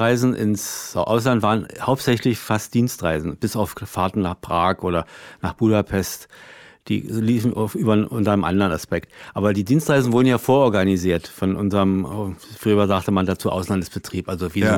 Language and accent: German; Berlin, Germany; als Berliner ist es ja durch die Mauer sowieso immer ein Problem gewesen. Man guckte, ich guckte da von der Arbeitsstelle gleich immer auf, auf West-Berlin